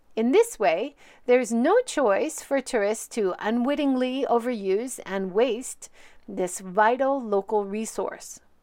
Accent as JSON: {"language": "English", "region": "Hawaii", "country": "United States", "tie": "born or raised there", "also_born_or_lived": "Hiroshima", "moved": "yes", "said": "I grew up in Hawaii seeing both the benefits and harm of tourism"}